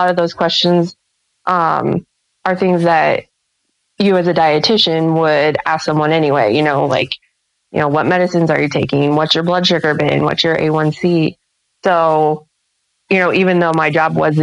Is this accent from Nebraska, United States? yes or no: yes; central Nebraska, United States; also born or lived in Lincoln, Nebraska; It's fairly close to my hometown. It's about 30 minutes away